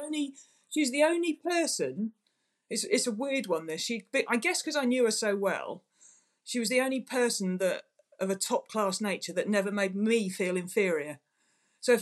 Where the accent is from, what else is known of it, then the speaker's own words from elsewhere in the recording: England, United Kingdom; as an English person